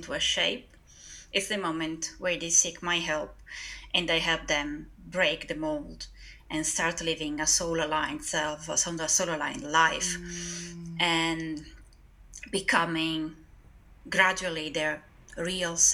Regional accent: northeast Italy, Italy; I am from Northeast Italy

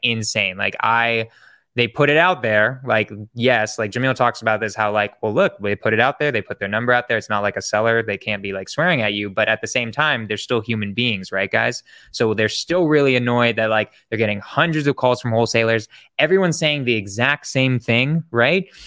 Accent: San Francisco, California, United States; I'm from San Francisco

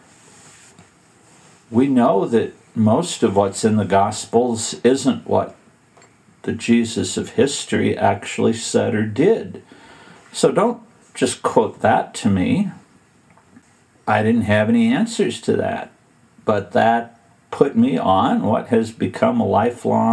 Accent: Western Illinois, United States; grew up in Western Illinois

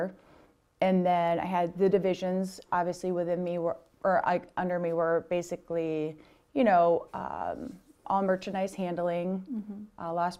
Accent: Iowa, United States; I grew up in a small town in Iowa on a farm.

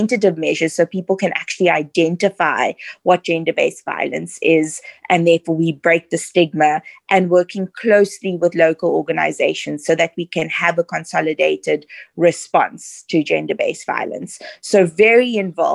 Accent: Cape Town, Western Cape, South Africa; also born or lived in Southern Suburbs, Cape Town; I grew up in the Western Cape in Mitchell's Plain. We then moved to the southern suburbs a bit later on in life.

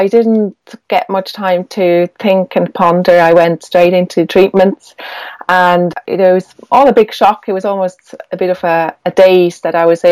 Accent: Switzerland; now in Ireland; although I live in Ireland, I'm Swiss. I grew up in Switzerland

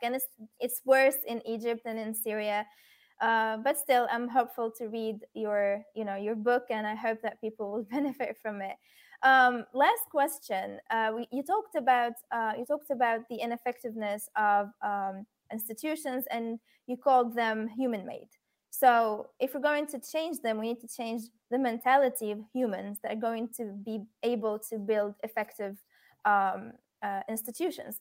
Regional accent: Tunisia; I'm from Tunisia

